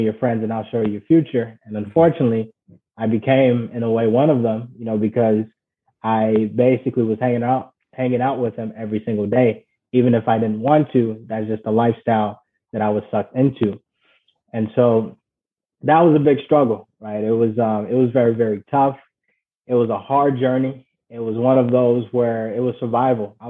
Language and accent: English; Ghana; moved away; I was born and raised in Ghana